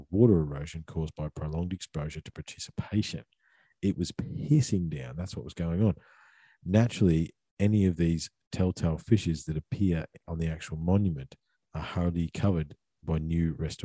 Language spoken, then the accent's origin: English; Australia; being Aussie blokes that have worked in the bush